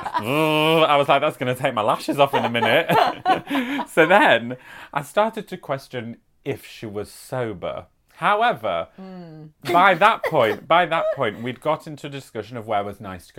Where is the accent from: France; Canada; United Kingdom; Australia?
United Kingdom; accent: British; Nancy soon detected my British accent